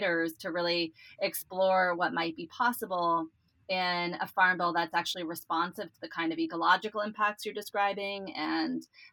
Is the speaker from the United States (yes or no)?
yes; California, United States; as a Californian. I grew up here